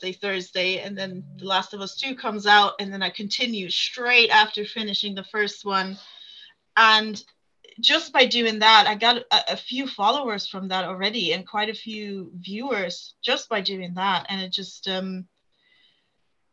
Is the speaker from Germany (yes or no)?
yes; Germany; moved away as an adult; now in United Kingdom; I was born in Germany, lived there for 23 years, and then moved to the UK